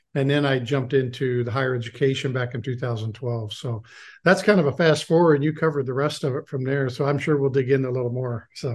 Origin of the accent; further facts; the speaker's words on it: Lawrence, Kansas, United States; I grew up in Lawrence, Kansas